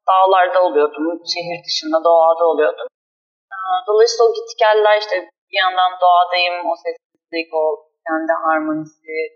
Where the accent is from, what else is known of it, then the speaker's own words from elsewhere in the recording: Ürgüp, Nevşehir, Turkey; Çocukluğumu ben Ürgüp'te geçirdim Kapadokya'da.